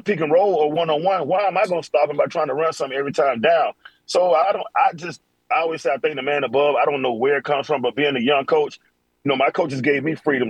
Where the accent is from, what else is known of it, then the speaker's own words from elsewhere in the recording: Florida, United States; I'm from Florida